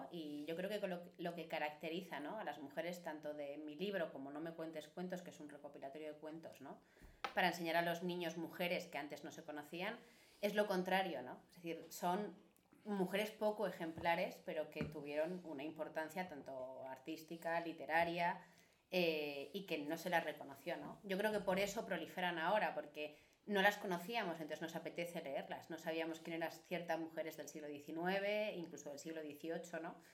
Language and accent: Spanish; Galicia, Spain; soy de Galicia